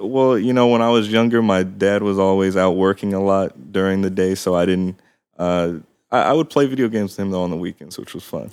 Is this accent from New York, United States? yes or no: no; Palmdale, California, United States; also born or lived in Glendale, California / San Fernando Valley; I lived in the San Fernando Valley until I was about six, and then my family moved down, uh, to the Antelope Valley in a city called Palmdale